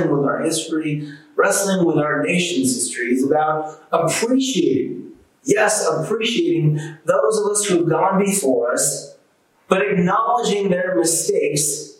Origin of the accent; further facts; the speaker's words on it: United States; as an American